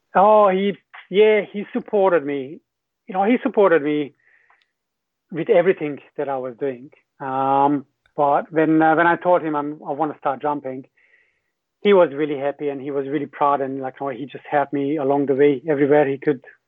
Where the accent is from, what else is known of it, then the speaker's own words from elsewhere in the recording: Hungary; English is a second language; moved away as an adult; also born or lived in New Zealand; I'm from Hungary originally